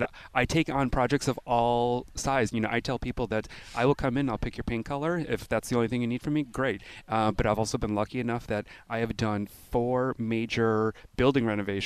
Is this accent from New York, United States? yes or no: yes; Buffalo, New York, United States; moved away as an adult; also born or lived in Los Angeles / Minneapolis / Philadelphia; grew up in Buffalo. I left for a couple decades.